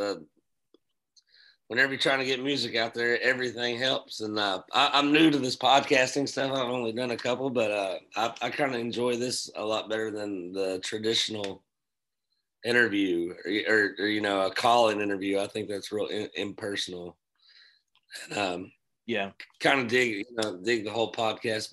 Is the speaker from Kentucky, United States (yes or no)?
yes; New Haven, Kentucky, United States; I grew up in Nelson County, Kentucky